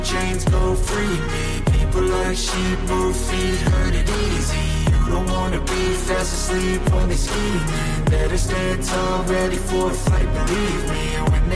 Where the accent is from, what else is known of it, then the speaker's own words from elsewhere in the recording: Mansfield, East Midlands, United Kingdom; it's my hometown